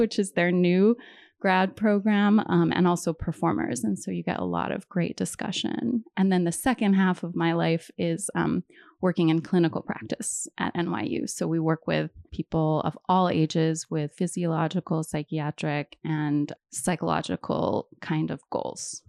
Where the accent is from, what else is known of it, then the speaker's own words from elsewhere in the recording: Hawaii, United States; moved away; also born or lived in East Coast; So I'm originally from Hawaii. I was born and raised there.